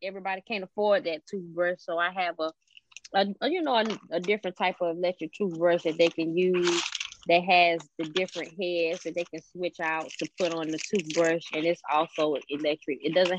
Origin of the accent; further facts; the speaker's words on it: Columbia, South Carolina, United States; now in Atlanta, United States; So once I moved from Columbia, South Carolina, and moved to Atlanta, Georgia in 2003